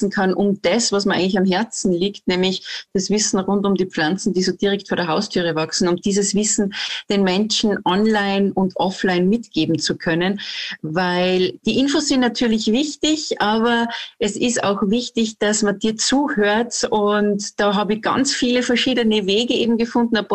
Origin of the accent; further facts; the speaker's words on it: Salzburg, Austria; Also sage ich jetzt auch schon … Und äh, ich komme aus Salzburg, aus Österreich